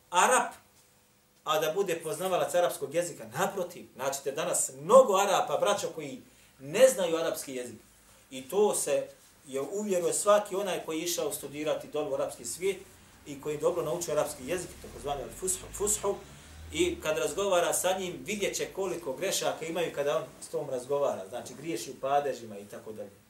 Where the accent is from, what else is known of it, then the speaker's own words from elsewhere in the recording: Bosnia & Herzegovina; Kod nas u Bosni imate samo nekoliko kura hafiz.